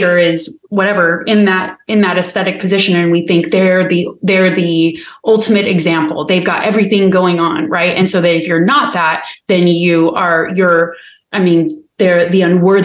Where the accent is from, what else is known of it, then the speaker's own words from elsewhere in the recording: United States; being American